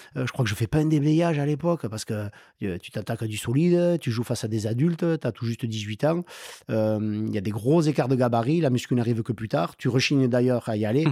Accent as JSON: {"language": "French", "town": "Lannecaube", "region": "Nouvelle-Aquitaine", "country": "France", "tie": "born or raised there", "lives_now": "Pau, France", "said": "j'ai grandi à Lannecob, dans le canton de Lembeil"}